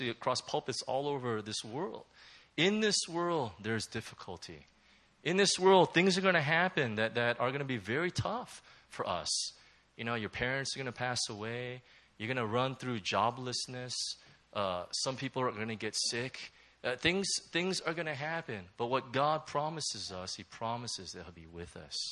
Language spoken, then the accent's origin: English; Southern California, United States; moved away; also born or lived in Hong Kong; I'm from Southern California